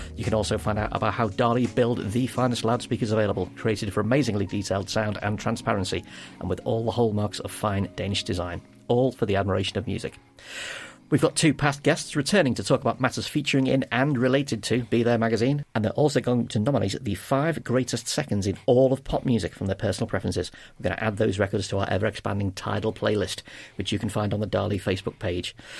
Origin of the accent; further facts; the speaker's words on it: Liverpool, North West England, United Kingdom; I'm from Liverpool